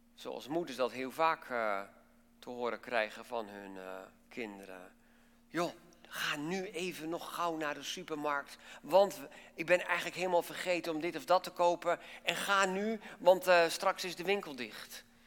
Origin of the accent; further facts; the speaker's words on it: Netherlands